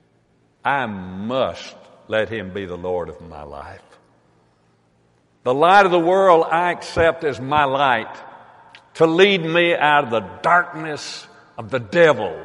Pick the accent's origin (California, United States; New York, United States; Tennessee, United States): Tennessee, United States; I'm from Tennessee